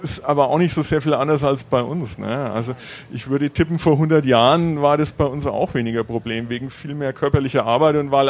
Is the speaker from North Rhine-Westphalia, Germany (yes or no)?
no; Bavaria, Germany; Ich meine, ich komme äh, aus Bayern, Franken, Laptop und Lederhosen.